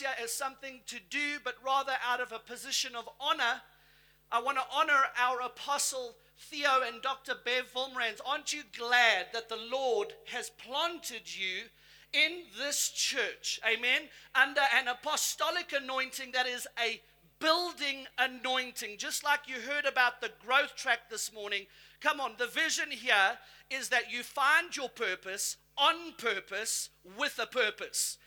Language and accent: English; South Africa; now in United States; I'm South African by birth. I've got my US citizenship. So in America, I tell them, look, I come from the motherland. I'm from South Africa